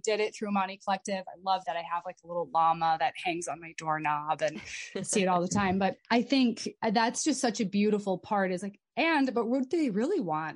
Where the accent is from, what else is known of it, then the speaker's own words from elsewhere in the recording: United States; also born or lived in Abu Dhabi; privilege follows us wherever mm. we go, especially as Americans